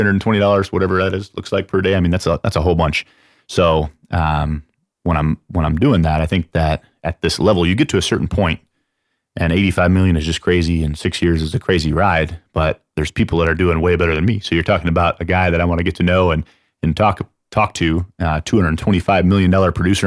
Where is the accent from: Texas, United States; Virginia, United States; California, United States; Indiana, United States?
Texas, United States; San Antonio; I'm from San Antonio